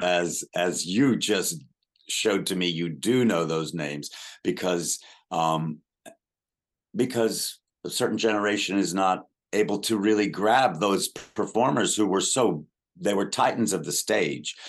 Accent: Lubbock, Texas, United States; moved away; I was growing up in Lubbock, Texas

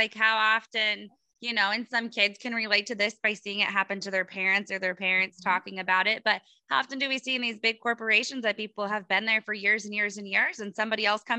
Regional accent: Iowa, United States; So we're from Iowa and we're not going to the Iowa Expo, Iowa Beef Expo

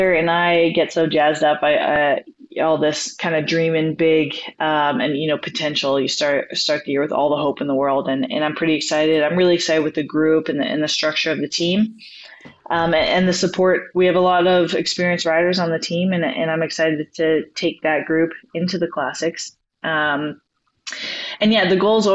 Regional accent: Vermilion, Alberta, Canada; also born or lived in Girona, Spain; now in Abbotsford, Canada; As a Canadian, growing up as a kid

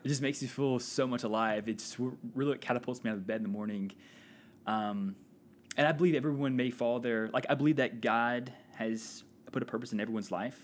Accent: Walker, Louisiana, United States; moved away as an adult; also born or lived in Florida; now in Indiana, United States; I grew up near Baton Rouge, a little town called Walker, Louisiana

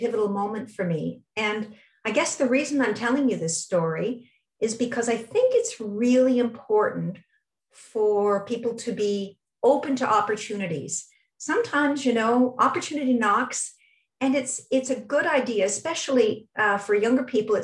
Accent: Toronto, Ontario, Canada; my hometown is Toronto, and I went for all my schooling in Toronto, elementary, junior high, high school, and I did all three degrees at U of T

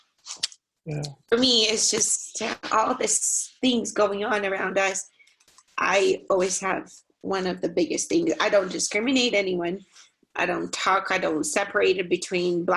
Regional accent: Brazil; now in Utah, United States; Growing up in Brazil

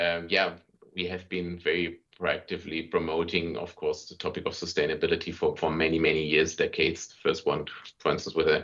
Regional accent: Germany; moved away as an adult; now in Vienna, Austria; I'm originally from Germany and moved here 1998, and in this regard, so I'm an emigrated German in Austria

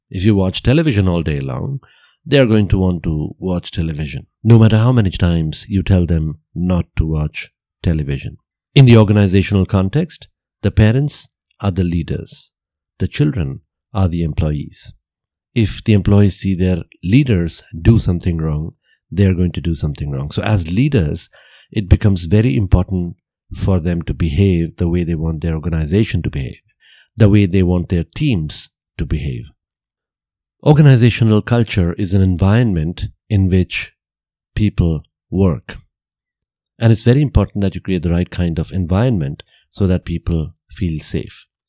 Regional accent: Vadodara, Gujarat, India; I was born and brought up in Gujarat, and I grew up there and I saw the people around there

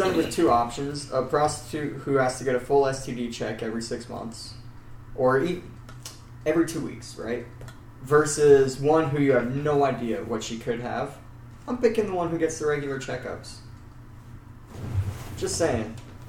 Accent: Austin, Texas, United States; I was born and raised in Austin, got nothing

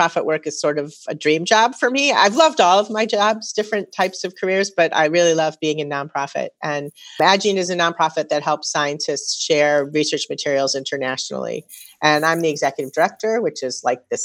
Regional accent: St. Louis Park, Minnesota, United States; moved away; also born or lived in Massachusetts; I grew up in Minnesota and graduated high school in St. Louis Park

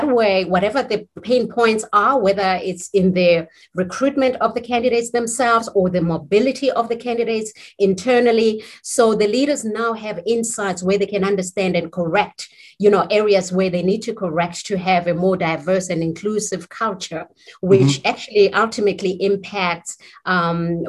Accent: South Africa; being South African, I mean, I was born in South Africa, and given the South African history of apartheid, I consider, you know, diversity, inclusion is very personal to me because I grew up in the days

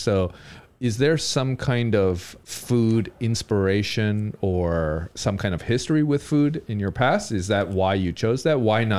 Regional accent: Southern California, United States; also born or lived in New York City; now in Taipei, Taiwan; when I was growing up in Southern California

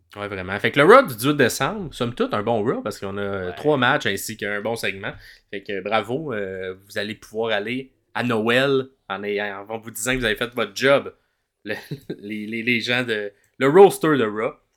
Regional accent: Quebec, Canada; Je suis québécois

